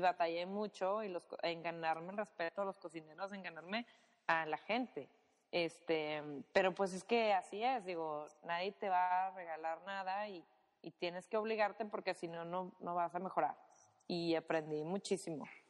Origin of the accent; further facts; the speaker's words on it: Monterrey, Nuevo León, Mexico; yo soy de Monterrey